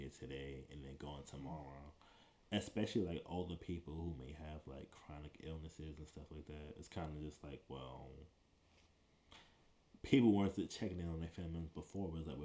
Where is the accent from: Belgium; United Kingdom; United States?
United States; New York City, New York; moved away as an adult; also born or lived in Buffalo, New York / Washington, D.C.; I'm originally from Brooklyn, East New York